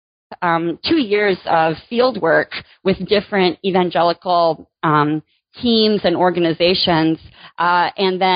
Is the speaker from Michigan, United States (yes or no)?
yes; Michigan, United States; moved away as an adult; also born or lived in North Carolina; now in Virginia, United States; I grew up in Michigan